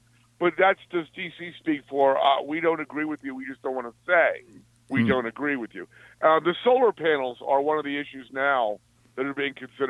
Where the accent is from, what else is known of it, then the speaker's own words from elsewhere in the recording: Alexandria, Virginia, United States; I was born and raised in Alexandria, outside D.C.